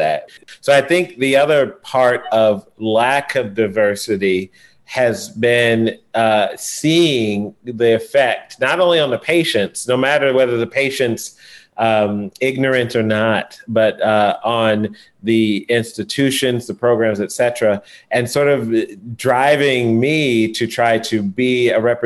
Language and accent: English; St. Louis, Missouri, United States; I grew up in St. Louis